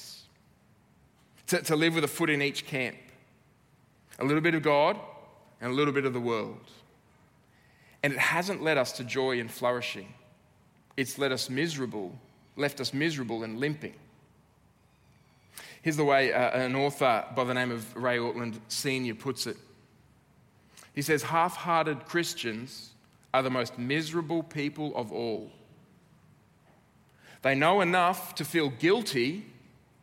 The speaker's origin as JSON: {"language": "English", "country": "Australia", "said": "as an Aussie"}